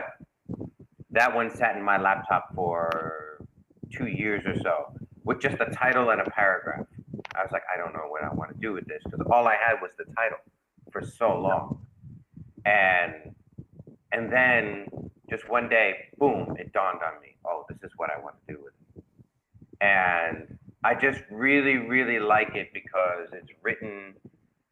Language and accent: English; New York, United States; me growing up in New York